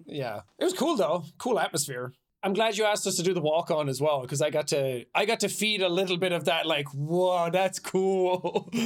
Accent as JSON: {"language": "English", "country": "Ireland", "tie": "born or raised there", "moved": "yes", "said": "growing up in Ireland"}